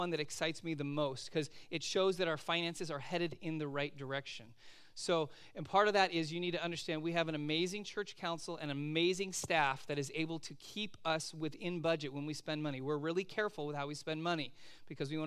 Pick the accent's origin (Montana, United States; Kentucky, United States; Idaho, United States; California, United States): California, United States; moved away as an adult; also born or lived in Oregon; I am a Californian living in Oregon